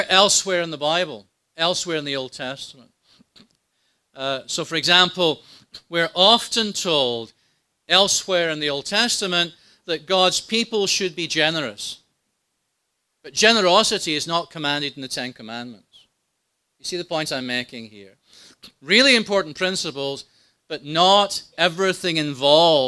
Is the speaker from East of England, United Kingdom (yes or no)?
no; Scotland, United Kingdom; When I was growing up in Scotland